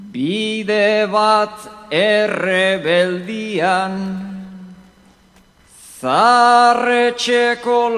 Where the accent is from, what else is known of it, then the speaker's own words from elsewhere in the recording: Urrugne, Nouvelle-Aquitaine, France; now in Pamplona, Spain; Ni urruñan sortu nintzen Larrungo itxas egian Orain iruñan bizi naiz, oin bat ezkaba mendian